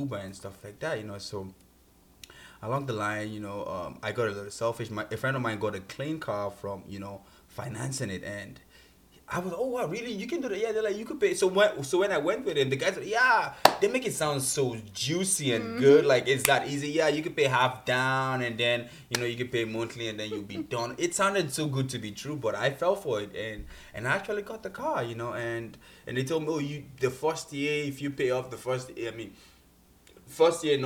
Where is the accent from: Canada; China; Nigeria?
Nigeria; moved away as an adult; I'm Nigerian. I came here like 6 years ago